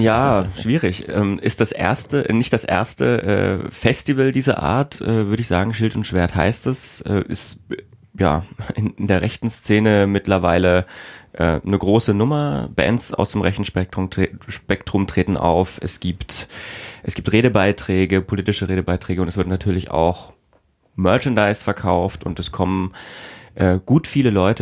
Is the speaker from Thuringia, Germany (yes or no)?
yes; Themar, Thuringia, Germany; ich komme aus der Region um Thema